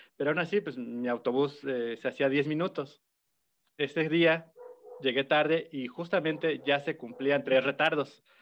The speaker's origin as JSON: {"language": "Spanish", "region": "Puebla", "country": "Mexico", "said": "yo soy de Puebla, amigo, yo soy de barrio."}